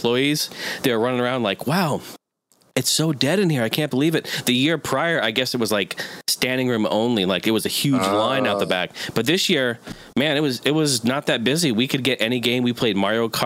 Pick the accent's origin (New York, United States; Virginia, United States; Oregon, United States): Oregon, United States; I grew up in Oregon